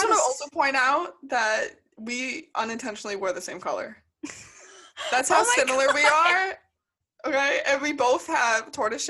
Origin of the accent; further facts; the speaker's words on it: Long Island, New York, United States; Emily is 4'10", I am 5'10". She's from New England, I'm from Long Island.